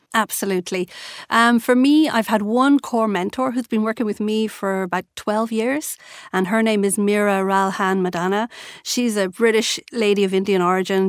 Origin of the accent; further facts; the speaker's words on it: Ireland; being an Irish girl